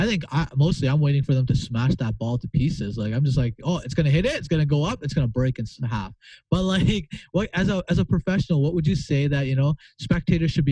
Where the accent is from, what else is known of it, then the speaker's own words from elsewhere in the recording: Manitoba, Canada; I'm from Manitoba, right? I live in a small province